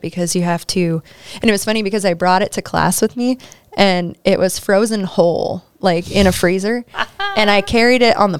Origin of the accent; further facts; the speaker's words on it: Soldotna, Alaska, United States; also born or lived in Egegik, Bristol Bay region, Alaska; I grew up in Soldotna, but my mom's side of the family is from Agigik in the Bristol Bay region. So that's where my Lutik heritage comes from.